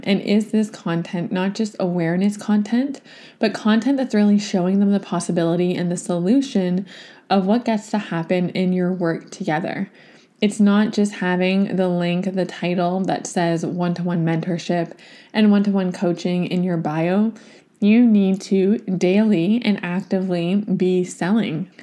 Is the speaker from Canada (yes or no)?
yes; Toronto, Ontario, Canada; now in Vancouver, Canada; my hometown in Toronto to get to visit my niece, to see my family